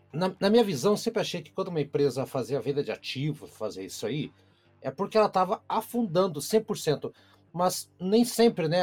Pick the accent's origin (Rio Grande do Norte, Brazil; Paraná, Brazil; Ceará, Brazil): Paraná, Brazil; Curitiba; sou de Curitiba, Piá é o menino